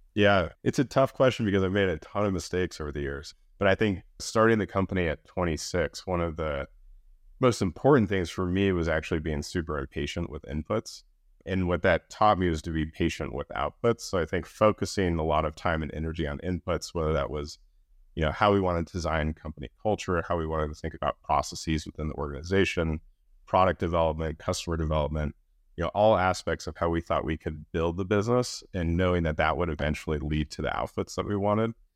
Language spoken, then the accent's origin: English; Denver, Colorado, United States; I grew up in Denver